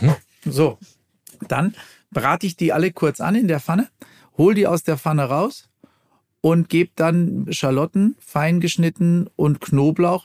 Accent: Ruhr area, North Rhine-Westphalia, Germany; ich komme ja aus dem Ruhrgebiet

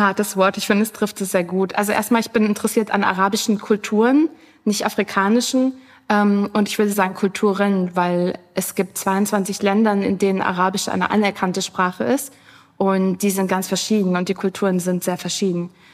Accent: Germany; bei uns in Deutschland

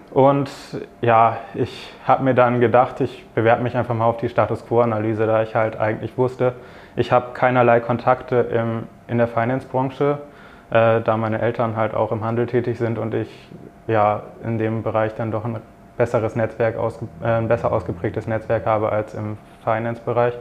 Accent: Bremen, Germany; moved away as an adult; now in Frankfurt, Germany; ich komme aus der Nähe von Bremen

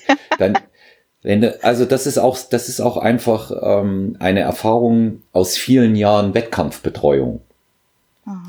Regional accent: Thuringia, Germany; moved away; ich bin ja in Thüringen geboren, wir sagen dort, äh, da ist die Zündschnur kürzer.

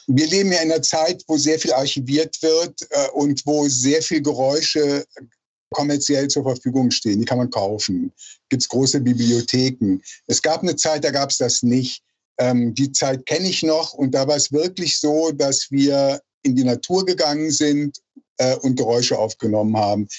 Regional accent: Rhineland, Germany; moved away as an adult; also born or lived in Berlin; ich komme aus dem Rheinland und wollte im Rheinland bleiben

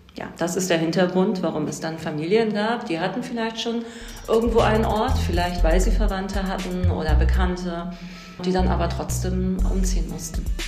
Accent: Hamburg, Germany; now in Berlin, Germany; Ich bin selbst in Hamburg aufgewachsen

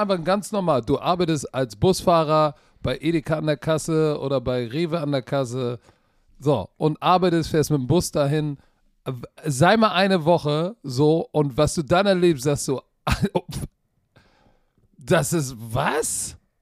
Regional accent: Germany; Wir als Deutsche

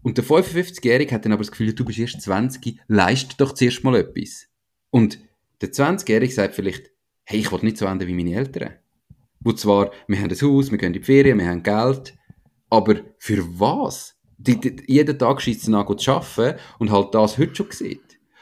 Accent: Switzerland; wie wir in der Schweiz

